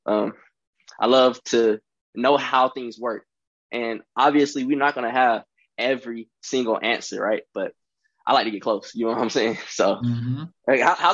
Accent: Charlotte, North Carolina, United States; I am from Charlotte, North Carolina

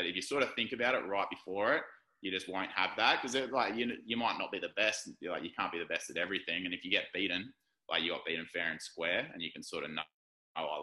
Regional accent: Gold Coast, Queensland, Australia; I was born on the Gold Coast

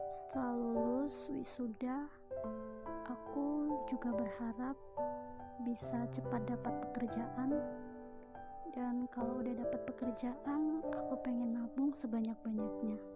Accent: Lampung, Indonesia; Usiaku 18 tahun dan aku dari Lampung Tengah.

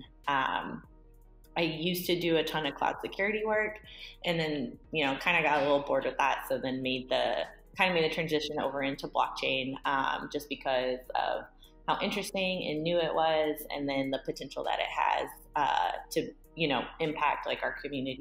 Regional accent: St. Petersburg, Florida, United States; moved away as an adult; also born or lived in San Francisco; now in New York City, United States; I'm originally from Florida, from the St. Petersburg, Tampa area

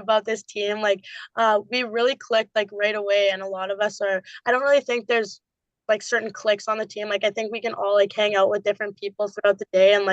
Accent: Saskatchewan, Canada; now in Massachusetts, United States; I'm from Sask

